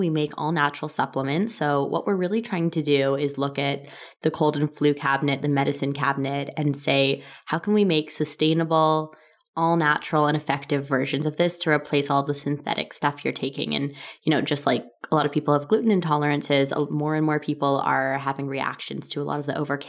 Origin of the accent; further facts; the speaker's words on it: Toronto, Ontario, Canada; I was born in Toronto, Canada.